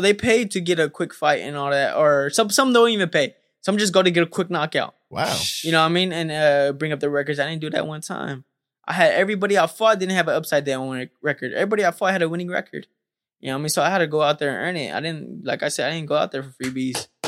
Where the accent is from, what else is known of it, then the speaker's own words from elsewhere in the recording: Stockton, California, United States; growing up in Stockton, California